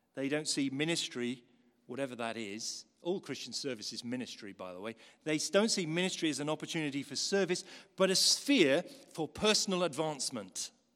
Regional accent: Newcastle, North East England, United Kingdom; When I was a kid, growing up in Newcastle

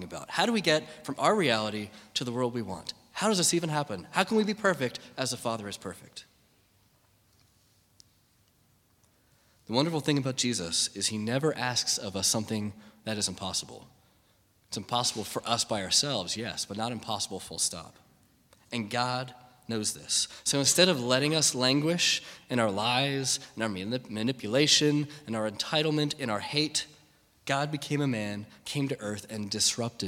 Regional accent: United States; me as an American

